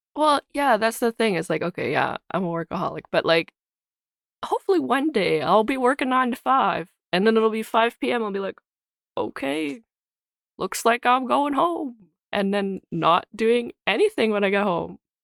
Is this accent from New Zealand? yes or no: no; Calgary, Alberta, Canada; so I grew up in Calgary